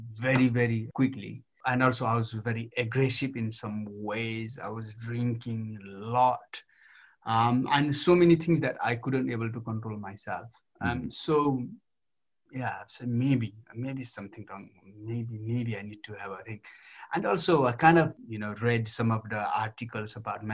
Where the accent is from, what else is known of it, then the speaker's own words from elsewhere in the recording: Nepal; moved away as an adult; now in United Kingdom; I grew up in Nepal, beaten by my, parents, and, went to barefoot.